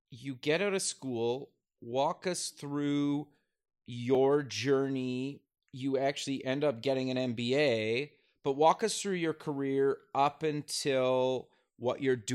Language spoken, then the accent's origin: English; El Paso, Texas, United States; I grew up in El Paso, Texas.